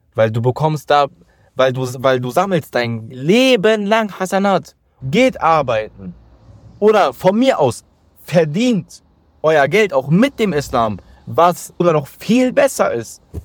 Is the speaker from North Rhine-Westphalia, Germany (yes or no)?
yes; Solingen, North Rhine-Westphalia, Germany; ich äh, bin aus Solingen